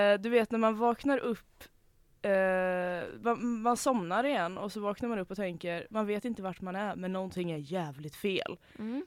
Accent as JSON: {"language": "Swedish", "town": "Hönö", "region": "Västra Götaland", "country": "Sweden", "said": "jag är från Hönö"}